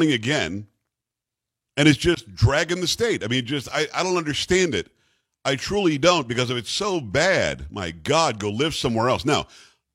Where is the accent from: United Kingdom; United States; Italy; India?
United States; Florida; also born or lived in New York / Michigan; now in Texas, United States; I grew up in Florida